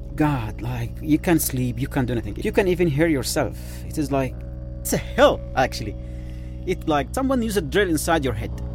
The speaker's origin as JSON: {"language": "English", "country": "Yemen", "moved": "yes", "said": "I am from Yemen, actually, Arab Peninsula, the country of love."}